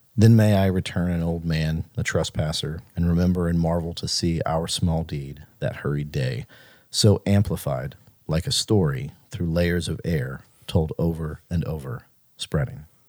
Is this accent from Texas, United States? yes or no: no; Mississippi, United States; born or raised there